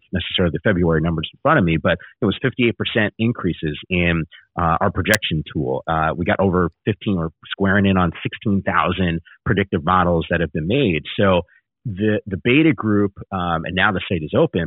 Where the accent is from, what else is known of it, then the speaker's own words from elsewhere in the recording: Northern New Jersey, United States; BJ and I grew up in Northern New Jersey